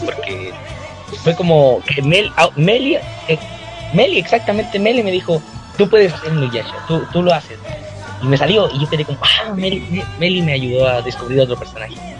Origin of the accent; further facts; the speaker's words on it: Chile; yo soy chileno